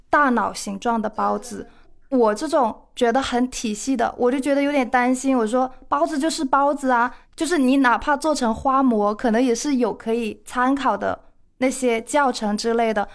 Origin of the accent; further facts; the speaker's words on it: Shandong, China; 我是山东人，我很爱吃咸的东西